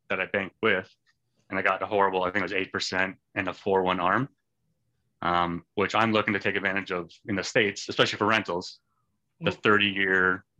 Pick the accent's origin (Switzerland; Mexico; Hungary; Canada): Canada; I'm Canadian.